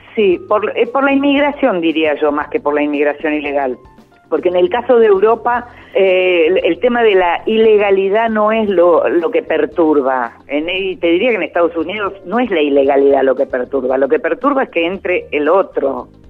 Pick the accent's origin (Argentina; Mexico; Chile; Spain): Argentina; nosotros somos argentinos